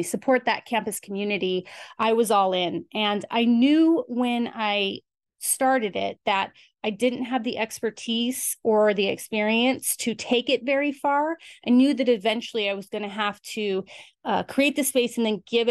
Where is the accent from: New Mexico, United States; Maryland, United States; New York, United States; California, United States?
New Mexico, United States; Albuquerque; moved away; I grew up in Albuquerque, New Mexico